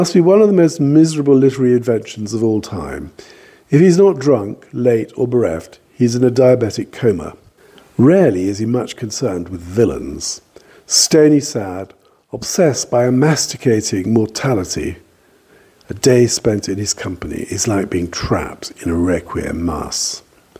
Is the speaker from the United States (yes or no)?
no; Cornwall, South West England, United Kingdom; I am Cornish